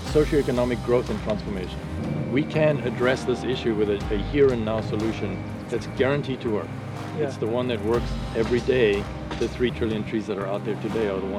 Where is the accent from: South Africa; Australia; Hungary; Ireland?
South Africa; moved away; that's where I grew up in South Africa